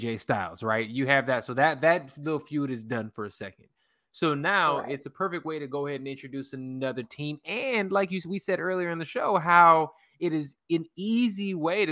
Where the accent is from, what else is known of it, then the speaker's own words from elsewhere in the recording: Chicago, Illinois, United States; west side of Chicago. I'm actually from the city. When I claim this, Humble Park